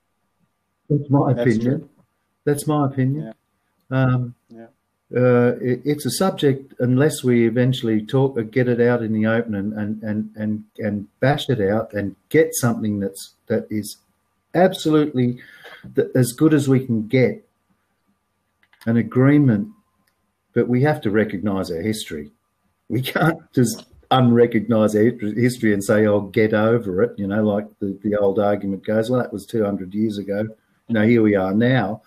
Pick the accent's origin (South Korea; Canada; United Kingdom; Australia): Australia; Sydney, New South Wales; moved away as an adult; now in Hamburg, Germany; I was born in Sydney. I come from Sydney, but my father's family came from the hinterland behind Byron Bay